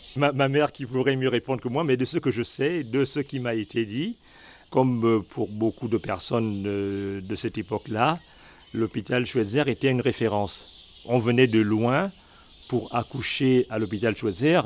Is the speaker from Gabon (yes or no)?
yes; Lambaréné, Moyen-Ogooué, Gabon; je suis né à Lambaréné